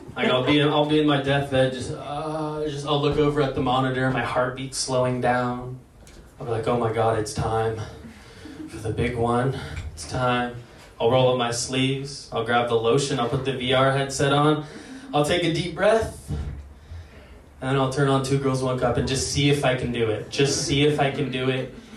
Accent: Lake Oswego, Oregon, United States; my parents actually raised me in one of the most diverse places in America, Lake Oswego

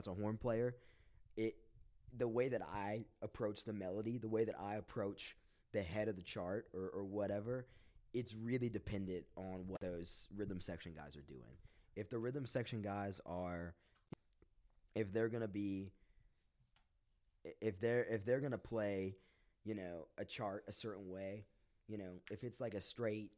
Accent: Roanoke, Virginia, United States; also born or lived in Lynchburg, Virginia; I'm from Roanoke, Virginia. 540 represent.

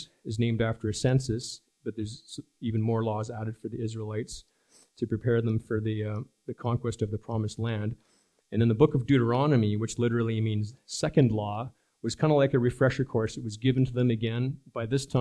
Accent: Germany; moved away; When I grew up in Germany many years ago

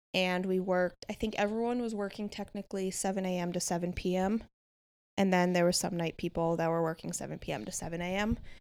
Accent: about forty minutes north of Manhattan, New York, United States; moved away; I was born and raised in New York, about forty minutes north of Manhattan.

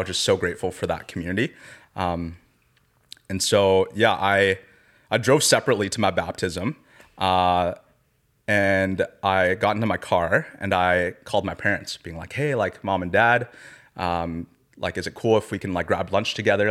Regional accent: Surrey, British Columbia, Canada; I was raised in Surrey, B C, not too far from here in Langley

